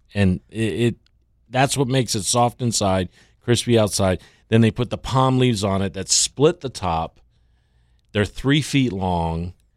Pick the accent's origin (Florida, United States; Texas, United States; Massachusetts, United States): Florida, United States; Tampa; also born or lived in Louisiana / Thailand; now in Miami, United States; growing up in Tampa